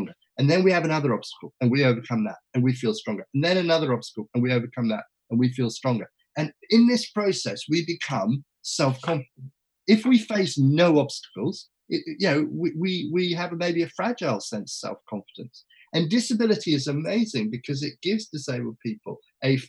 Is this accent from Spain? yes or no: no; England, United Kingdom; I was from England